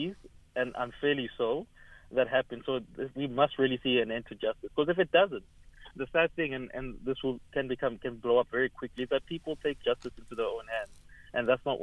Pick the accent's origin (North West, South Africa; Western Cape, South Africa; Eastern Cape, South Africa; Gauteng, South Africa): Gauteng, South Africa; Evaton; I come from Everton, we've got businesses there